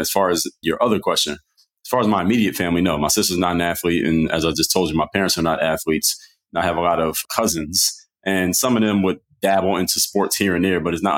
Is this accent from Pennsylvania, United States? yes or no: yes; Philadelphia, Pennsylvania, United States; Philadelphia, Pennsylvania.